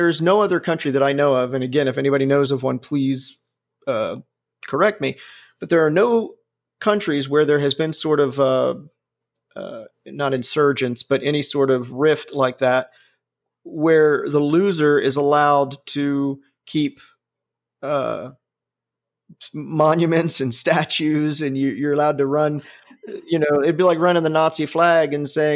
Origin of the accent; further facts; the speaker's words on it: Ohio, United States; moved away; also born or lived in Alabama; I was from Ohio